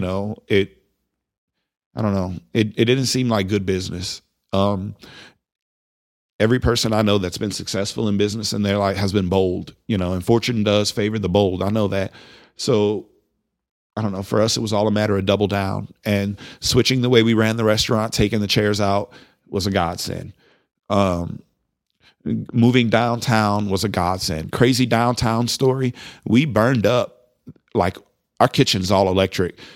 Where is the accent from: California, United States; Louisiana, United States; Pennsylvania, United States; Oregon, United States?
Louisiana, United States; now in Amarillo, United States; I'm from Louisiana